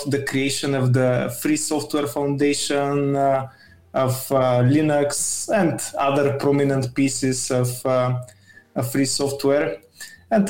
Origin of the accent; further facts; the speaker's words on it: Bulgaria; I'm from Bulgaria